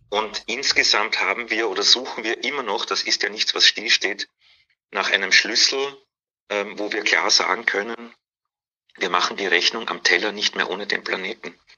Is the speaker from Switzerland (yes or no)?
no; Vienna, Austria; accent: Austrian; moved away as an adult; also born or lived in Hamburg; now in Berlin, Germany; Wien, genau, ich bin, bin in Wien geboren und aufgewachsen